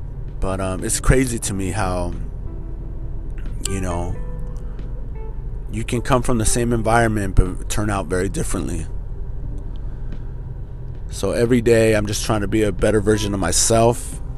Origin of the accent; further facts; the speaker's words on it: Norwalk, United States; Growing up in Norwalk, I don't know, what could I tell you guys about Norwalk? You know, it wasn't the best city growing up, but that's where I first fell in love.